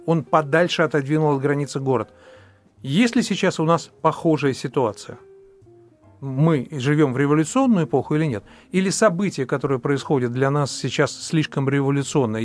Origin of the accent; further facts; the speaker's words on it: Moscow, Russia; я москвич